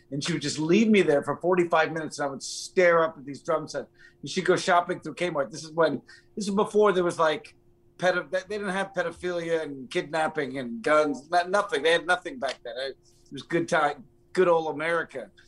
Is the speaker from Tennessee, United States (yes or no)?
no; Poughkeepsie, New York, United States; also born or lived in Tuxedo Park, New York / Los Angeles; I was I was born in Poughkeepsie. I lived mm. there until I was like uh, upstate New York.